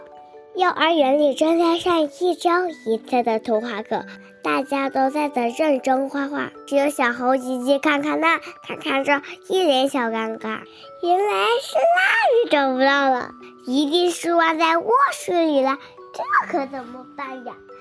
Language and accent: Chinese; Pingxiang, Jiangxi, China; 我今天五岁了，我来自江西省萍乡市。